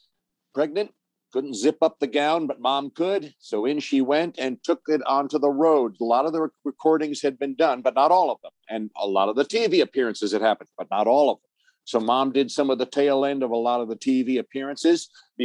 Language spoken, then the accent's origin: English; Forest Hills, New York, United States; also born or lived in Manhattan / Bronx / Brooklyn; Yeah, Forest Hills. I was born in Doctor's Hospital in Manhattan because that's where Mom wanted to go, and then we moved from the Bronx to Brooklyn, then to Queens.